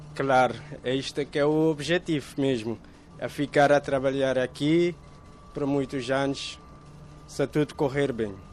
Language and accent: Portuguese; Cape Verde; moved away as an adult; now in Moita, Portugal; nós, cabo-verdianos